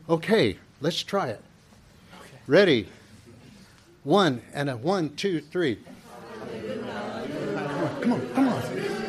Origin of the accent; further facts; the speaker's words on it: Ohio, United States; I was raised in Ohio, and there I went to a really good high school and started playing football there.